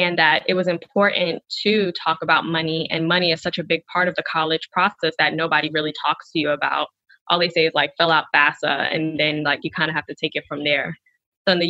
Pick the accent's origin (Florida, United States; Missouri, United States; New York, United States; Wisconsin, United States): New York, United States; New York City; also born or lived in Wellesley, Massachusetts; my hometown in Brooklyn, Bed-Stuy